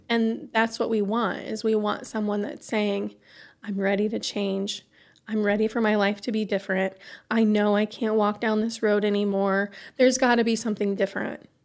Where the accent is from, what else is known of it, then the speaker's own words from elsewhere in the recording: Iowa, United States; moved away as an adult; now in Pontiac, United States; we're from Iowa